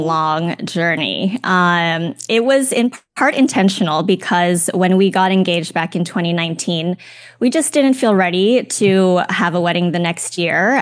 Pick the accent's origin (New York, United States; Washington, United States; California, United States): California, United States; Los Angeles; I'm from the Los Angeles area